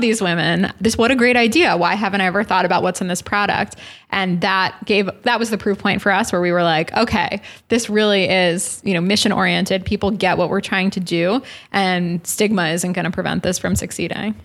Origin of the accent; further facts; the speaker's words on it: New York City, New York, United States; New York City